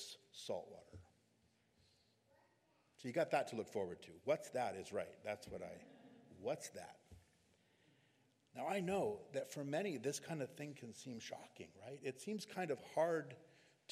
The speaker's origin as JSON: {"language": "English", "region": "California", "country": "United States", "said": "we're from California"}